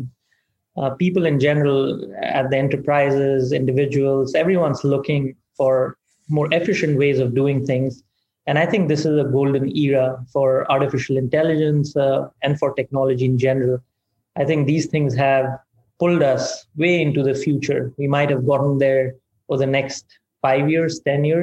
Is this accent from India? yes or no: yes; India; moved away as an adult; now in United States; I grew up in India, humble background